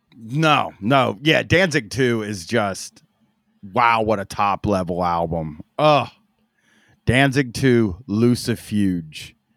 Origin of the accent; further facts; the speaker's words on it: Groveport, Ohio, United States; in Groveport where I grew up